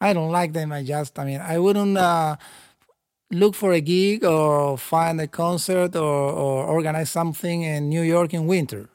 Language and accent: English; Chile; I'm from South America. Uh, Chile is not a tropical country at all